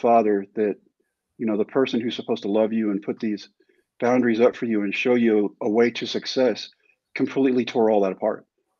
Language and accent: English; San Diego, California, United States; born there; now in Texas, United States; You know, Mike, I wasn't actually born here. I was born in San Diego at Balboa Medical Center. And we moved constantly.